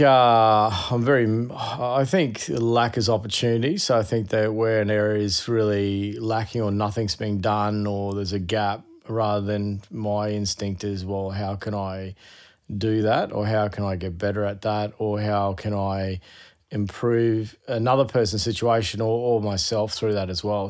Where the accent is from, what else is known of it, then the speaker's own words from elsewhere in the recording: Queensland, Australia; being a Queenslander